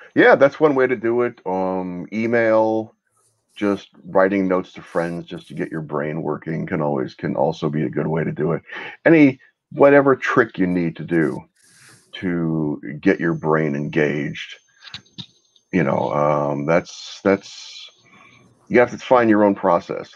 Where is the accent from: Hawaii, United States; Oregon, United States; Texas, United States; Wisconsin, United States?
Texas, United States; also born or lived in Brooklyn, New York; I was born in Brooklyn, moved to Texas when I was a kid